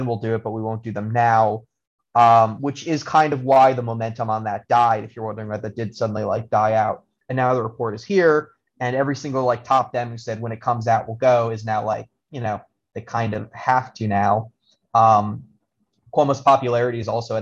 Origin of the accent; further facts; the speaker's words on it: Albany, New York, United States; I'm from Albany, New York